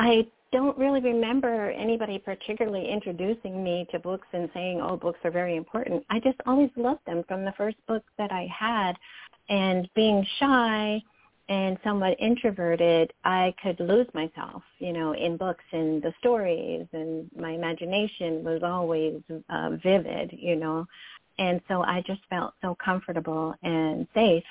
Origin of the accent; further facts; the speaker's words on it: Middletown, New York, United States; also born or lived in Paterson, New Jersey; now in Detroit, United States; I grew up in Middletown, New York. We moved to Middletown, New York from Paterson, New Jersey, so I'm completely an East Coast girl